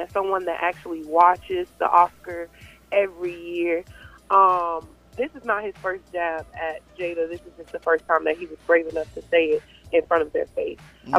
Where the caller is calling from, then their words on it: Fort Lauderdale, Florida, United States; I am from Fort Lauderdale.